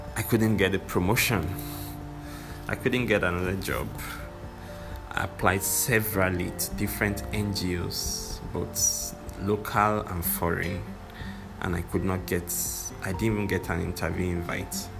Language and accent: English; Nigeria; I'm a Nigerian